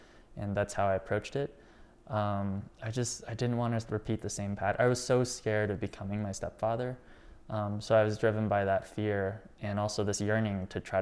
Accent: Rockford, Illinois, United States; I was from Rockford

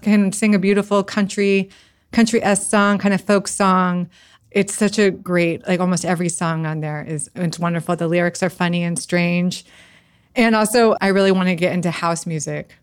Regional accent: United States; I'm an American Jew

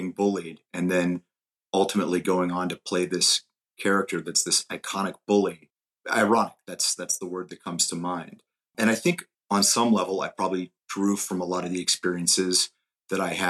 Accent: Youngstown, Ohio, United States; born or raised there; moved away

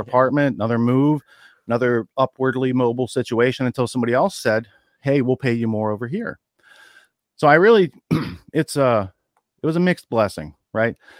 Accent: Western Pennsylvania, United States; moved away as an adult; also born or lived in New York City; growing up in Western Pennsylvania where I grew up in a small town

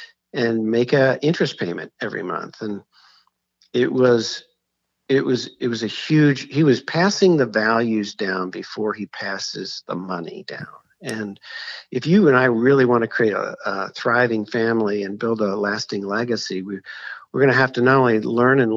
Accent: Philadelphia, Pennsylvania, United States; I grew up in Philadelphia

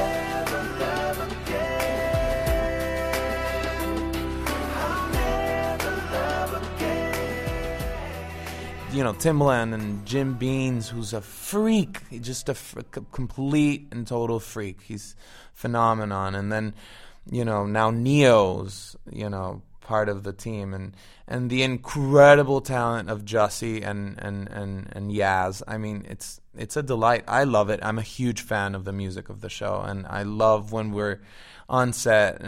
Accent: Venezuela; moved away as an adult; also born or lived in Florida / Miami; now in Los Angeles, United States; I'm Venezuelan. I was born and raised in Venezuela, lived there till I was 19 years old

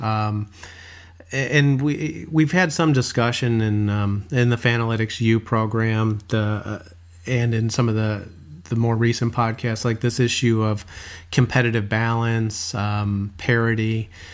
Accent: Chicago, Illinois, United States; growing up in Chicago

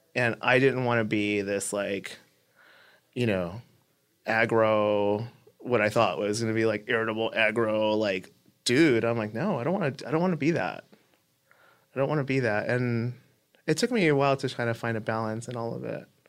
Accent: Los Angeles, California, United States; I grew up in East L A.

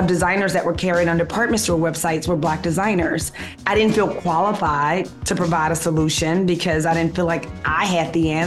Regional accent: Memphis, Tennessee, United States; moved away as an adult; now in New York City, United States; I'm from Memphis, Tennessee, you know, from the South

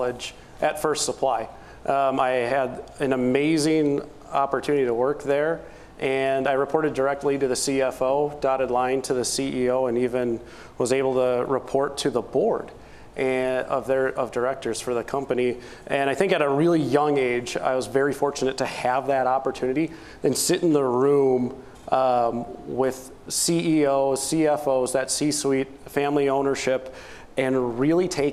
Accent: Marshfield, Wisconsin, United States; now in La Crosse, United States; I grew up in Marshfield, Wisconsin, which is the, if you look at a map of Wisconsin, it's the dead center of Wisconsin

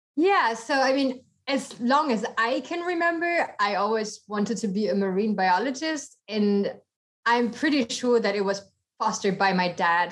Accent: Germany; accent: German; moved away as an adult; also born or lived in Costa Rica; I am from Germany. Originally grew up there and then I uh, actually went to university there as well, bachelor, master's

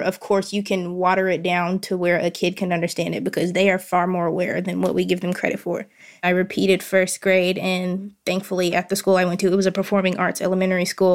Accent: Hot Springs, Arkansas, United States; I am born and raised in Hot Springs, Arkansas

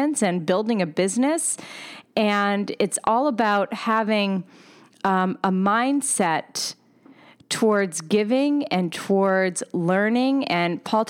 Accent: Pennsylvania, United States; now in New York City, United States; I am from Pennsylvania, even though I live in New York City right now

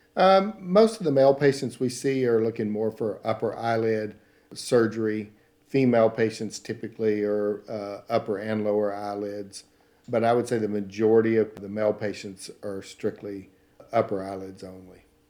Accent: Paris, Texas, United States; accent: Southern; now in Kansas City, United States; I'm from, uh, Paris, Texas.

